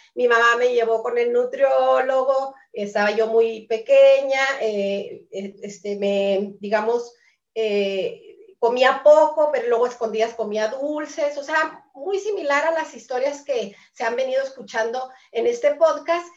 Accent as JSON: {"language": "Spanish", "region": "Chihuahua", "country": "Mexico", "said": "soy de Chihuahua, México"}